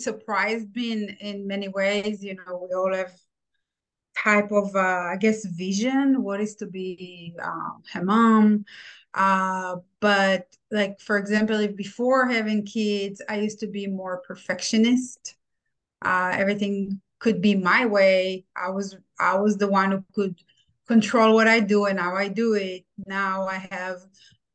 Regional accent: Israel; moved away as an adult; now in United States; I'm from Israel. I immigrated to United States 17 years ago

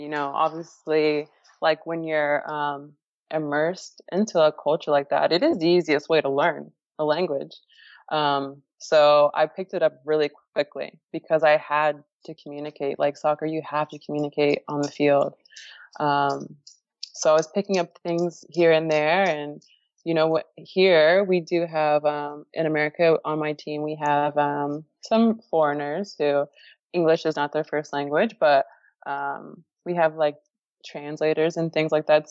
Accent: Florida, United States; moved away as an adult; also born or lived in Houston; my home state near my family

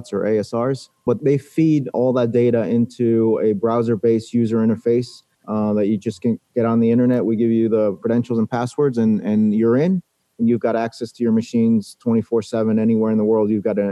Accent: New York City, New York, United States; I was born in New York City and someone hit my town on 9/11

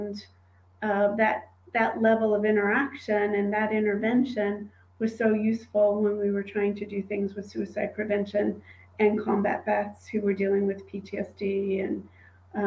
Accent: New York, United States; I grew up in New York

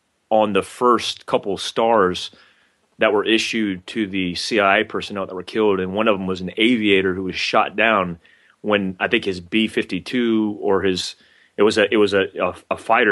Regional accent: Fort Ord, California, United States; born there; I was in fact I'm about an hour and a half right now from Fort Ord, but I was born in Fort Ord, and my dad was in the infantry in Fort Ord.

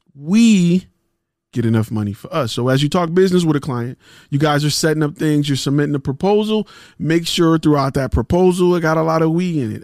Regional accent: Detroit, Michigan, United States; I'm from Detroit

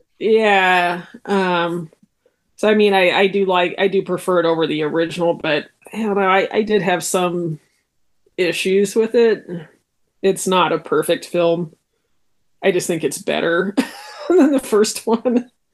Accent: United States; as an American

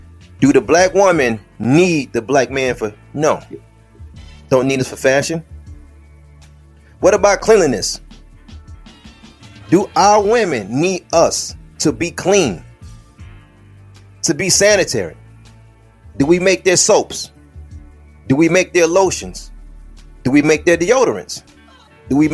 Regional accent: United States; us as American Negroes

